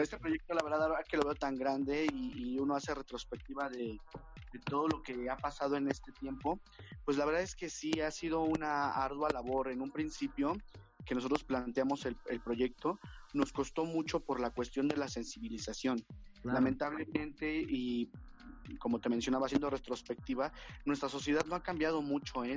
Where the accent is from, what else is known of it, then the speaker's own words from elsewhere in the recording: Mexico; nosotros como mexicanos